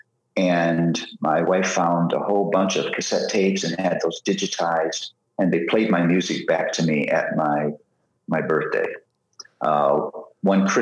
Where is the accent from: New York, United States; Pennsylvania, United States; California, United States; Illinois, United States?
Pennsylvania, United States; Philadelphia; I'm from Philly